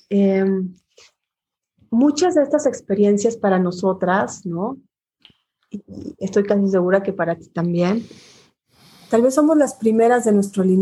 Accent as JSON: {"language": "Spanish", "country": "Guatemala", "moved": "yes", "said": "soy exilada de país porque también salí exilada de Guatemala. Entonces, pues cuando regreso a Guatemala lo atesoro mucho más."}